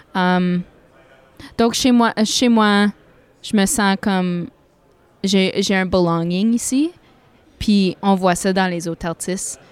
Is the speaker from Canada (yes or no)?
yes; Sudbury, Ontario, Canada; accent: northern Ontario; moved away as an adult; also born or lived in Toronto / Odanak; now in Ottawa Valley, Canada; ma famille vient d'Odanak mais euh, j'ai grandi à Sudbury.